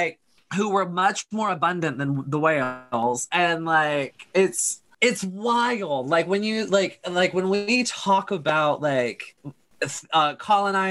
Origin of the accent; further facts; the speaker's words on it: United States; I grew up in America